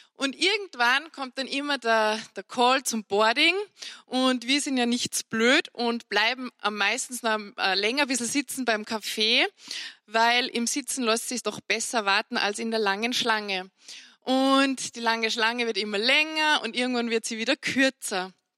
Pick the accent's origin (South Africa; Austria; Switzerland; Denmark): Austria; Salzburg; bei uns in Salzburg